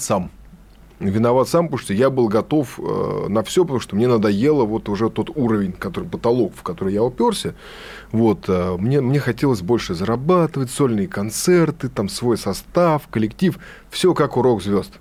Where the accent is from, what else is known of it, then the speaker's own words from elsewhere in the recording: Saint Petersburg, Russia; я питерский дворовый беспризорный